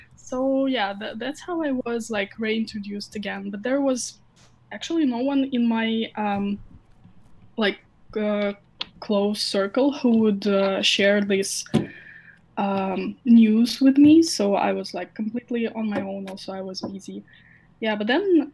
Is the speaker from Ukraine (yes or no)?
yes; Ukraine; I was born in Ukraine and uh, I still like have my family here.